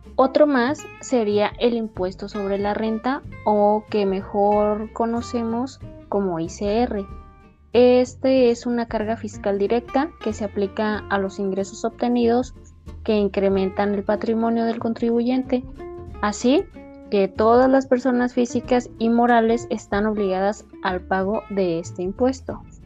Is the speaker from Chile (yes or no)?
no; Mexico; para la mayoría de nosotros como mexicanos